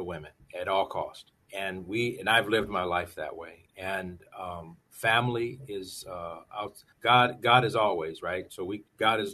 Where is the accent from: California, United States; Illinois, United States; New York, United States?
California, United States; Los Angeles; I grew up in the Los Angeles area